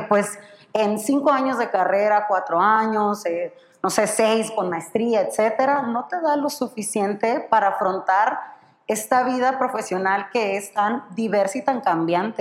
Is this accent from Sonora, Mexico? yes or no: yes; Sonora, Mexico; moved away as an adult; also born or lived in Baja California; soy de Sonora, pero estudié en, en Baja